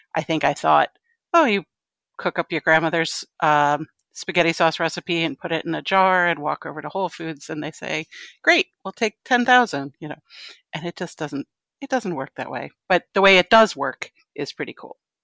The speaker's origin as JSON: {"language": "English", "region": "Connecticut", "country": "United States", "tie": "born or raised there", "also_born_or_lived": "New York City", "moved": "as an adult", "lives_now": "Brooklyn, United States", "said": "I grew up in Connecticut"}